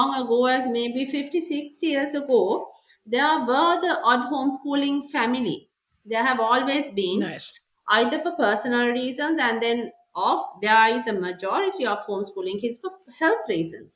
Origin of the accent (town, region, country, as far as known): Sri Lanka